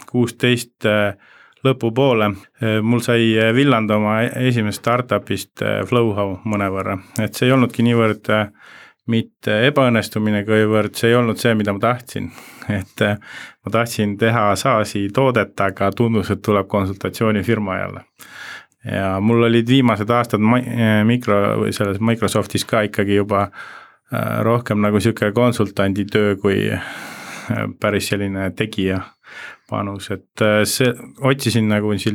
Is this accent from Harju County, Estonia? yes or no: no; Rakvere, Lääne-Viru County, Estonia; also born or lived in Jõgeva / Tartu; now in Tallinn, Estonia; ma tulen Rakverest Jõgeva kaudu ja Tartu kaudu ja siis Tallinnasse.